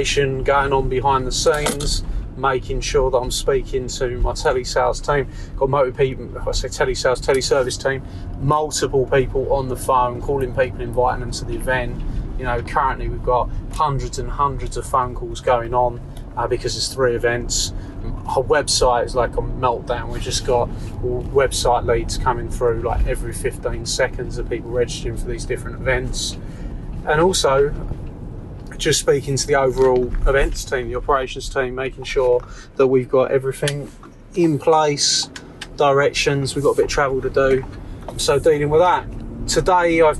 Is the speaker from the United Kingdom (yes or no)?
yes; Essex, East of England, United Kingdom; my hometown in Essex